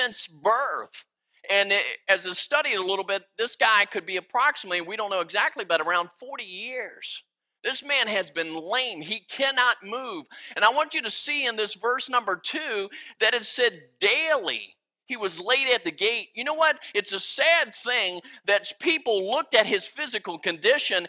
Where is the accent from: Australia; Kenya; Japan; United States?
United States; West Virginia; moved away; I am originally from West Virginia area, and the grammar's a little bit different and the words.